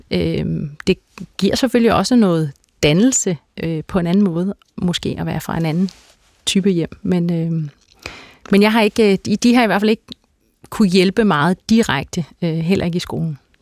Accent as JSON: {"language": "Danish", "town": "Herlev", "region": "Capital Region of Denmark", "country": "Denmark", "tie": "born or raised there", "said": "Jeg kommer fra et øh, helt klassisk arbejderklasse hjem øh, i, på Vestegnen"}